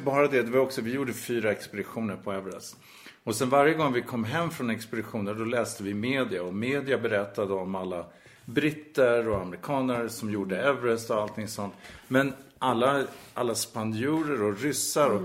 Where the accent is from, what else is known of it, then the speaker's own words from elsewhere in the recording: Sweden; vi är ju svenskar